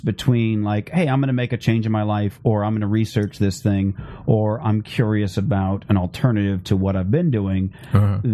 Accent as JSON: {"language": "English", "town": "Phoenix", "region": "Arizona", "country": "United States", "tie": "born or raised there", "said": "I grew up in Phoenix where there was a lot of sun"}